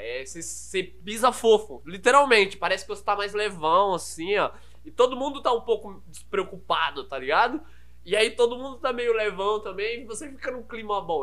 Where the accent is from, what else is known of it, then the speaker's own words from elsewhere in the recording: Carapicuíba, São Paulo, Brazil; accent: interior (caipira) accent; eu sou natural da Zona Oeste. Basicamente, minha vida sempre foi na Zona Oeste, ali, Carapicuíba.